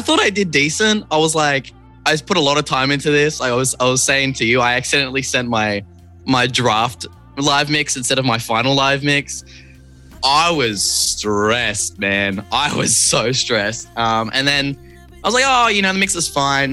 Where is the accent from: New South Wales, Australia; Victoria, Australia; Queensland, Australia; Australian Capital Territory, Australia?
New South Wales, Australia; Sydney; I'm from Sydney.